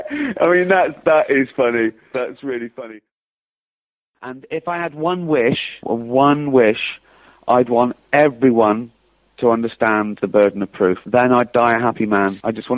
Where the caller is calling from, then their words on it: London, United Kingdom; I'm calling from London.